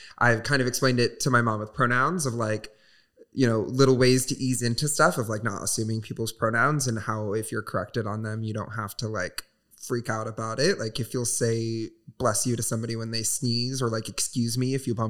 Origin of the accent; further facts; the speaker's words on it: Southwest Michigan, United States; moved away; my hometown, which is Southwest Michigan. Very small, very religious